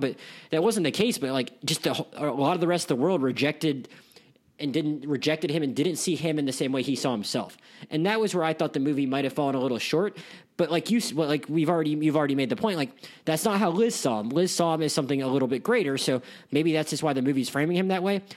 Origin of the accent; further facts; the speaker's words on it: Pensacola, Florida, United States; I'm from Pensacola, Florida